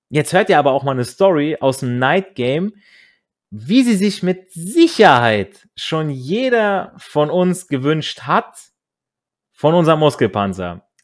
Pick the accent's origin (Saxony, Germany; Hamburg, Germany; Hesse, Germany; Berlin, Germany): Hesse, Germany; war dieses Mädel auch noch aus der Nähe meiner alten Heimat ähm, in, in Nordhessen, an der Grenze von NRW aufgewachsen. Wir hatten dementsprechend schon mal eine Connection als Kinder vom Land